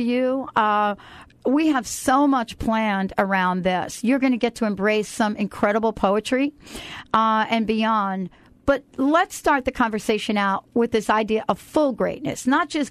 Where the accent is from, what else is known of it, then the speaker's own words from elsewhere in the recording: New York, United States; I'm from New York